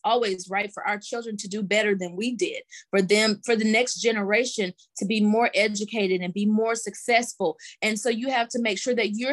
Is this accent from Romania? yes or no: no; Mississippi, United States; now in Georgia, United States; I'm from Mississippi and living now in Georgia, just a Southern girl